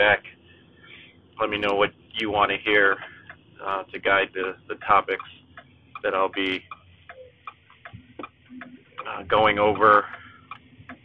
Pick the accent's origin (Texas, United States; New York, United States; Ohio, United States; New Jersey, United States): Ohio, United States; Cleveland; I was born here in Cleveland, Ohio